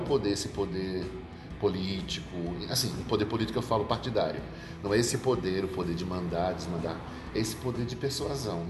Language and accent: Portuguese; Paraíba, Brazil; now in São Paulo, Brazil; Sou paraibano de nascimento e registro